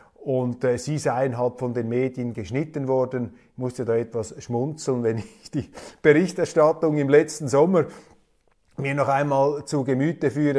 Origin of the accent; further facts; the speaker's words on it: Zurich, Switzerland; ich bin ja Zürcher